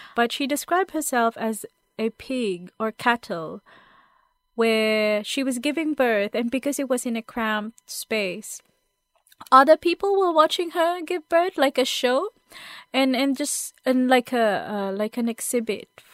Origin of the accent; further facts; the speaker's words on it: Philippines; Growing up in the Philippines